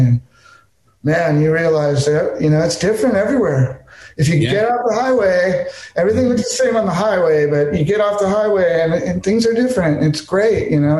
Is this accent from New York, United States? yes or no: no; California, United States; now in Texas, United States; I'm from California, so, you know, I grew up in a different vibe because my thing was like everybody from Southern California seems to think it's the center of the universe